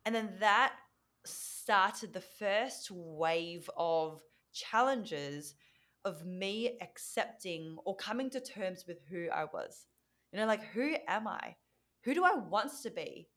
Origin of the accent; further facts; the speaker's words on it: Australia; first language Vietnamese; English is a second language; I'm from Australia, but my parents are from Vietnam